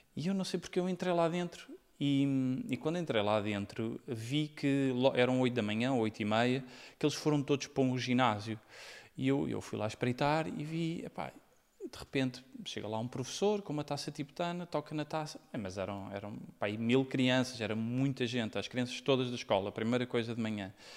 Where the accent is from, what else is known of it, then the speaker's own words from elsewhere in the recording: Portugal; moved away as an adult; also born or lived in United States; quando saí de Portugal